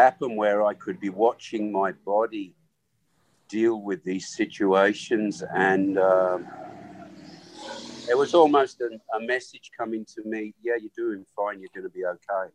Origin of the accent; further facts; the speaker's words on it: England, United Kingdom; first language Swahili; English is a second language; also born or lived in Africa; I was born in Africa and raised by a nanny who was obviously an African woman. And it came to about 6 years old, 5 or 6 years old, where my family took me back to their home, which was England.